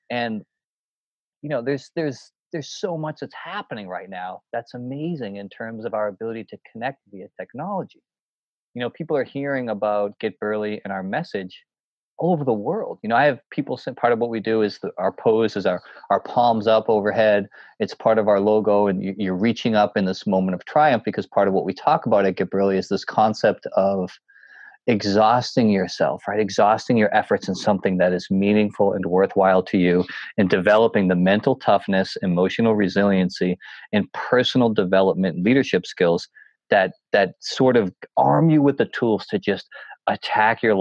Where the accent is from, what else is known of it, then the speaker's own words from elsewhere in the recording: New Hampshire, United States; And I always did it as a young kid when I would hike these mountains, growing up in the White Mountains, doing all these, you know, the presidential peaks